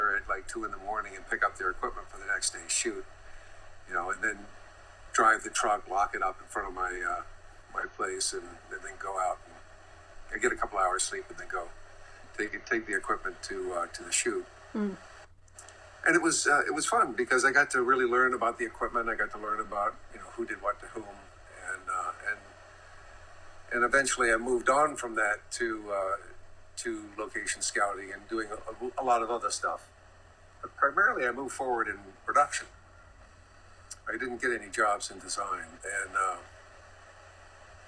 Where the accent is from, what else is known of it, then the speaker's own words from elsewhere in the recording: the South, United States; moved away as an adult; also born or lived in New York / California; I was from the South